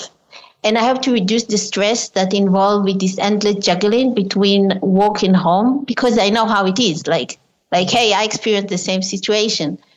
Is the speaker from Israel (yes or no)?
yes; Israel; I was born in Israel as well as my mother